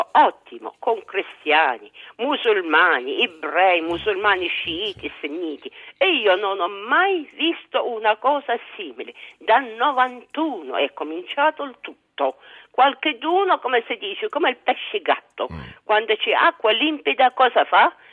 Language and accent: Italian; Baghdad, Baghdad Governorate, Iraq; born there; moved away as an adult; sono nata a Baghdad.